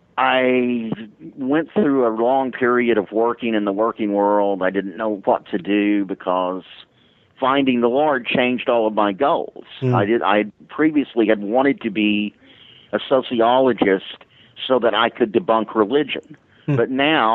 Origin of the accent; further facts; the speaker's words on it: Dallas, Texas, United States; I grew up in the Church of Christ in an era when the Church of Christ was known for being legalistic and exclusivistic, and I was in Dallas, Texas